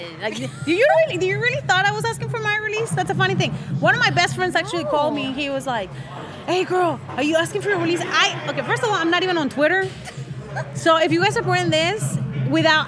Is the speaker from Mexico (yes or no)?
yes; Mexico; I'm Mexican. I was born and raised in Mexico.